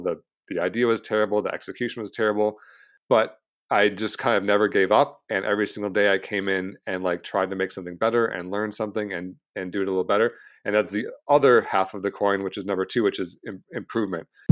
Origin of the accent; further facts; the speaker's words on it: Michigan, United States; moved away as an adult; now in San Diego, United States; I grew up in Michigan, born and raised till I was about twenty-nine years old